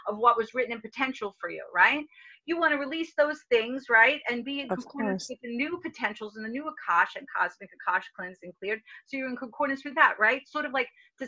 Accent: New York, United States; accent: New York; New York, you know my accent, New York

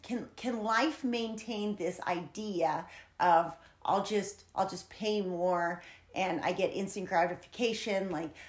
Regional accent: San Diego, California, United States; And I come from San Diego. And while San Diego's beautiful and beautiful people, you know, when you're in that city, you're used to instant gratification.

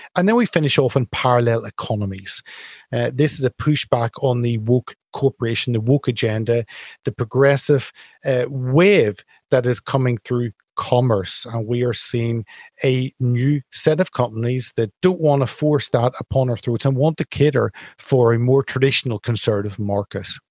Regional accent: Belfast, Northern Ireland, United Kingdom; moved away; from my home town back in Belfast.

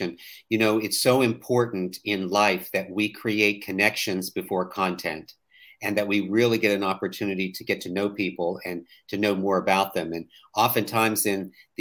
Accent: West Virginia, United States; now in Daniel Island, South Carolina, United States; I was born and raised in a very small town in West Virginia

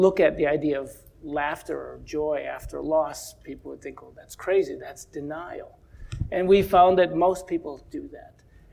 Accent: Chicago, Illinois, United States; I grew up in Chicago

